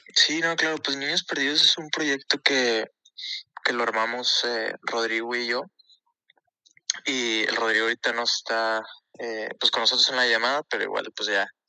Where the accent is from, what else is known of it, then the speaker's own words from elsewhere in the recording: Ciudad Juárez, Chihuahua, Mexico; also born or lived in El Paso, Texas, United States; nosotros somos de Juárez, El Paso.